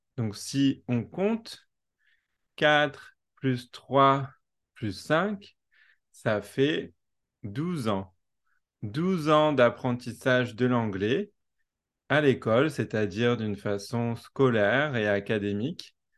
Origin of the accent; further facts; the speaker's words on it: France; accent: French; first language French; moved away as an adult; also born or lived in New Zealand; quand je parle anglais, j'ai gardé mon accent français